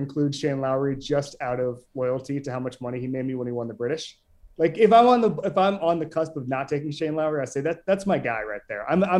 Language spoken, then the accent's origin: English; Florida, United States; I grew up playing hockey in Florida.